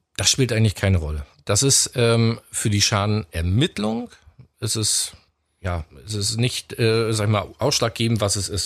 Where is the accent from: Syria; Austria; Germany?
Germany; Stralsund, Mecklenburg-Vorpommern; komme aus Stralsund, auch gebürtig aus Stralsund